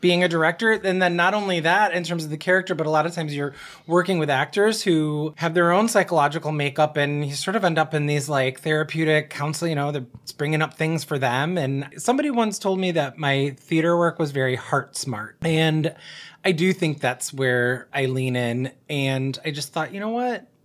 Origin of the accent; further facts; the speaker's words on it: Buffalo, New York, United States; now in Detroit, United States; I applied to schools in my hometown in Buffalo